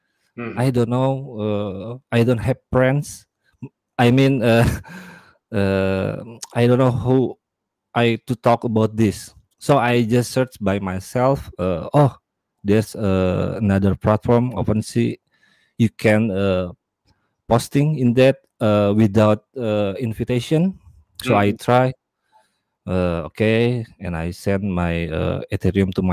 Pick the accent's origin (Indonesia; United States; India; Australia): Indonesia; I'm from Indonesia